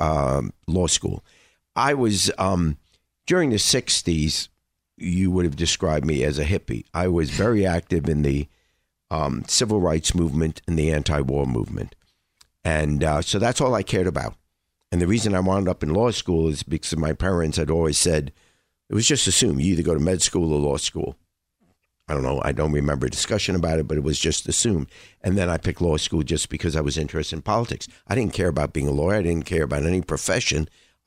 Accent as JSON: {"language": "English", "town": "New York City", "region": "New York", "country": "United States", "tie": "born or raised there", "also_born_or_lived": "England", "said": "I grew up in New York. And where in New York? Queens. Kew Gardens, Forest Hills."}